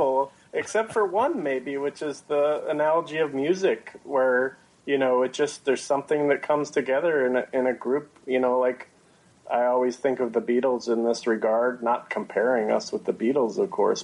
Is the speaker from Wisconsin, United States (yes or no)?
yes; Madison, Wisconsin, United States; I'm from the suburbs of Madison, Wisconsin.